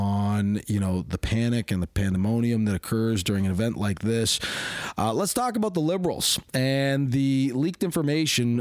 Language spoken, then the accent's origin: English; Hamilton, Ontario, Canada; I was raised in Hamilton. H-Town is a bit of a rough place